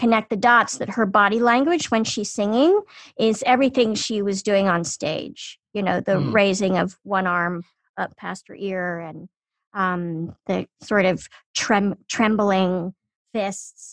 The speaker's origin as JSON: {"language": "English", "town": "Washington", "region": "District of Columbia", "country": "United States", "tie": "born or raised there", "said": "when I was growing up in Washington, D.C., there was a woman in my neighborhood"}